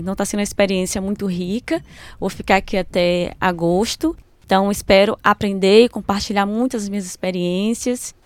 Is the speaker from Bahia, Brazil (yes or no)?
yes; Bahia, Brazil; moved away as an adult; also born or lived in Porto Seguro; now in São Paulo, Brazil; sou da Bahia, um estado do Brasil